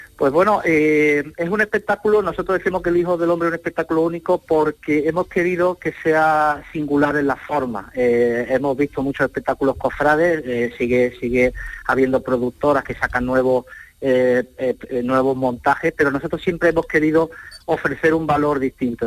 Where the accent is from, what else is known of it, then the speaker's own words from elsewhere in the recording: Estepa, Andalusia, Spain; mi pueblo después de, después de estar en, Córdoba, pues será en Estepa, será el día, el día 17, soy de allí